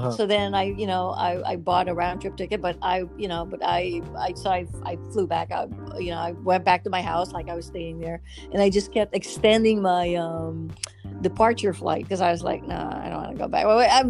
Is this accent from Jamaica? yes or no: no; Manila, Metro Manila, Philippines; now in Los Angeles, United States; because I grew up in Manila, so you can get around pretty much without a car.